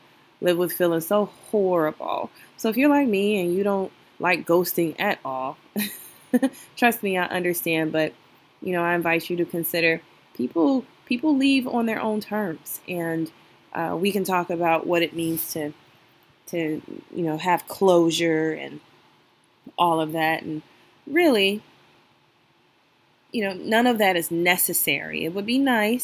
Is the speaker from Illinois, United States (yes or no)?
yes; Chicago, Illinois, United States; I'm from Chicago